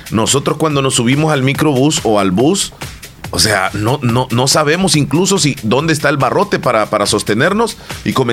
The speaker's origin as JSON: {"language": "Spanish", "country": "El Salvador", "said": "no porque van a aparecer en la foto, porque los van a denunciar, sino porque somos salvadoreños."}